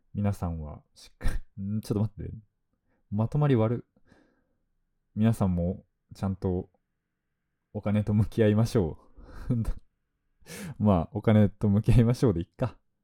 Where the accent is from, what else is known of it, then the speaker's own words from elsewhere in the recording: Fukuoka, Japan; now in Tokyo, Japan; 僕地元が福岡なんですけど